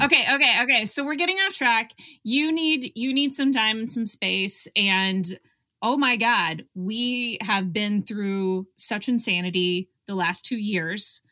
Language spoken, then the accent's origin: English; Richardson, Texas, United States; I am from Richardson